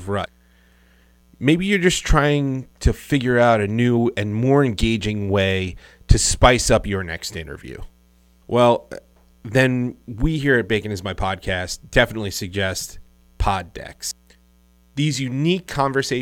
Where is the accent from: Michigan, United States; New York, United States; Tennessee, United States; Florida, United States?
New York, United States; we're from New York